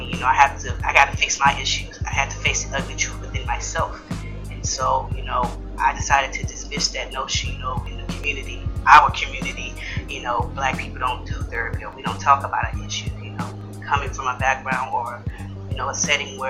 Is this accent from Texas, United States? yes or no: yes; Houston, Texas, United States; also born or lived in Third Ward, Houston; being from the same place he's from, I'm from Fifth Ward, but I also spent time in Third Ward as a kid